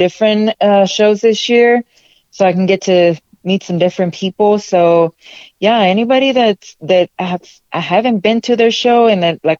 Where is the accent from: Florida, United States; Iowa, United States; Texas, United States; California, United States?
Texas, United States; San Antonio; now in North Texas, United States; I lived in San Antonio for a long time. That's kind of my hometown